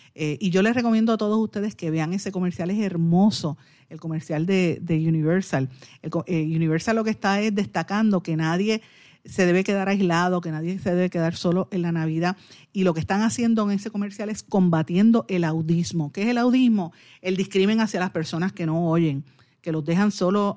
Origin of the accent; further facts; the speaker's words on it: Puerto Rico; como puertorriqueña